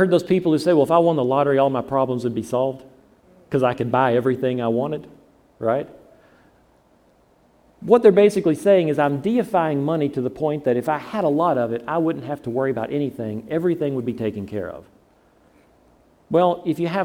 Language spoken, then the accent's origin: English; the South, United States; I'm from the South